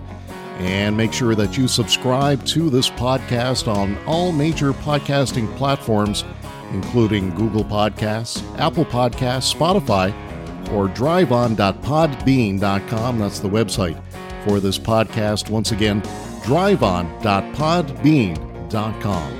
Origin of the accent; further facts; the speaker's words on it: Miramichi, New Brunswick, Canada; we're from Miramichi